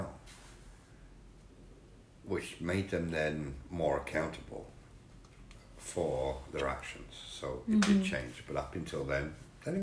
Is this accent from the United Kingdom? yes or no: yes; England, United Kingdom; Being an Englishman